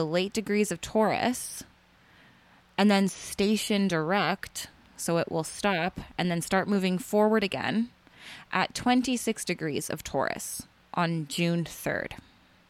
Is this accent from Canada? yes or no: yes; Canada; I'm Canadian